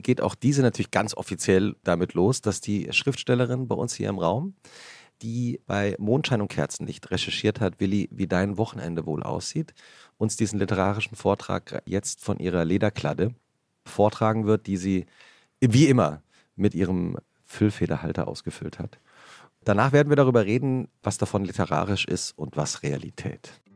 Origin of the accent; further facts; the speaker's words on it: Central Hesse, Germany; also born or lived in Giessen / Butzbach; die Region, in der ich aufgewachsen bin